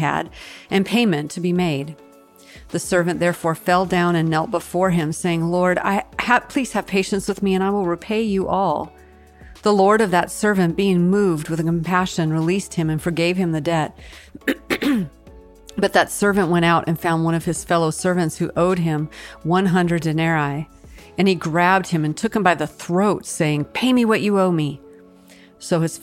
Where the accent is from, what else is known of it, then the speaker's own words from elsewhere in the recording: Washington, United States; the mountain in my home state, Mount Rainier